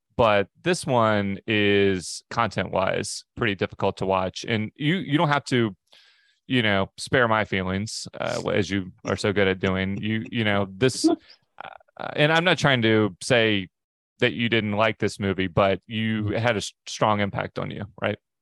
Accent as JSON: {"language": "English", "region": "Pacific Northwest", "country": "United States", "said": "we're from the Pacific Northwest"}